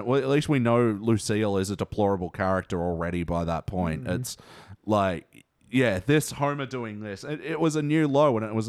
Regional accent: Australia; We're Australian.

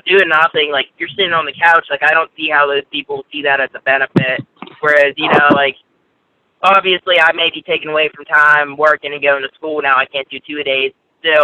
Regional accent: Pittsburgh, Pennsylvania, United States; also born or lived in Altoona; I'm actually from Pittsburgh

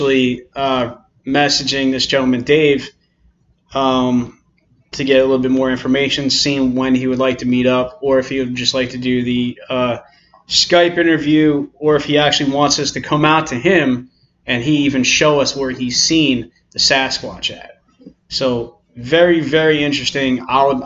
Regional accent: New Jersey, United States; we're both from New Jersey

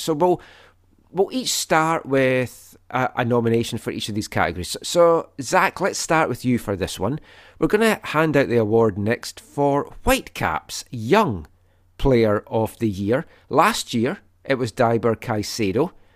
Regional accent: Scotland, United Kingdom; moved away; I'm Scottish

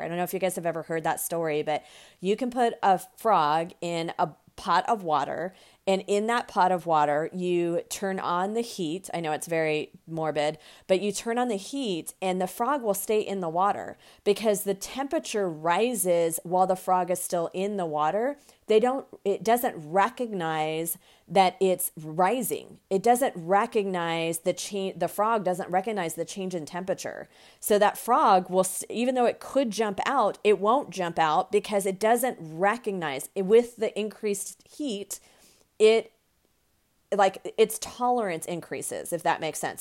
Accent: United States; the United States. Um, of course, that's my, my home country

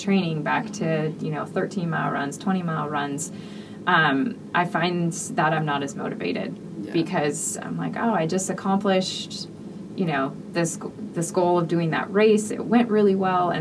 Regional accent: Michigan, United States; I'm from Michigan

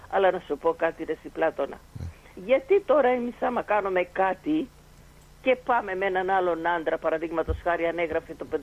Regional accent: Mytilene, North Aegean, Greece; και ο κάθε ένας που το έχω στα χέρια μου ότι είμαι και εγώ από τη Μυτιλίνη.

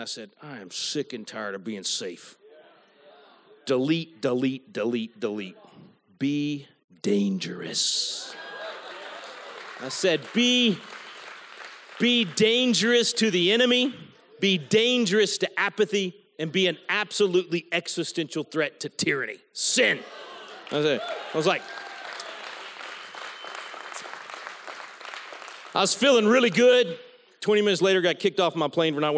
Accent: Texas, United States; as a Texan

